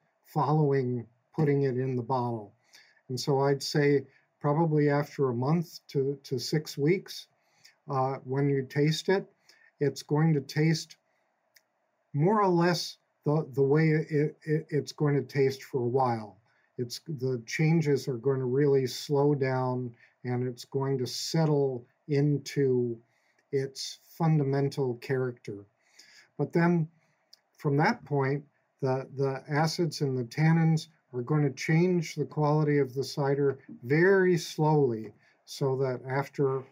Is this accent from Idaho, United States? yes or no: no; West Brookfield, Massachusetts, United States; I grew up here in Westbrookfield, and I used to work on a dairy farm in the summers